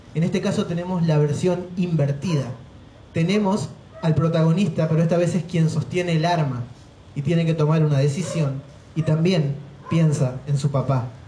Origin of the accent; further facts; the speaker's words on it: San Javier, Argentina; San Javier, mi pueblo, tu pueblo, nuestro pueblo